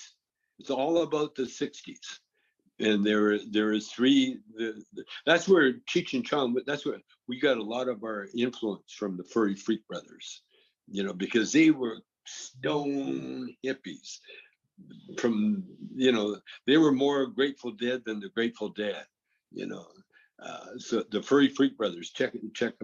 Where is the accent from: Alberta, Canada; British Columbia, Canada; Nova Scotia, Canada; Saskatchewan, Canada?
British Columbia, Canada; I'm from British Columbia